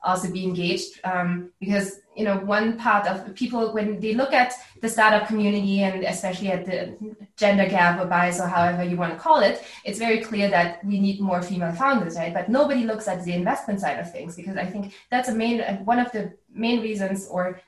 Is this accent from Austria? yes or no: yes; Austria; also born or lived in United States; now in Berlin, Germany; I grew up in Austria